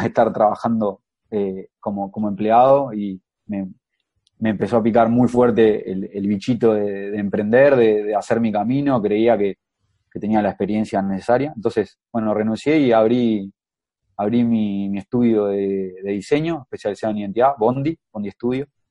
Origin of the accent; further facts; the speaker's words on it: Ciudad de la Costa, Canelones, Uruguay; now in Montevideo, Uruguay; soy, soy de Uruguay, eh, tengo 28 años y vivo en, Montevideo actualmente, pero en realidad soy, soy de la ciudad de La Costa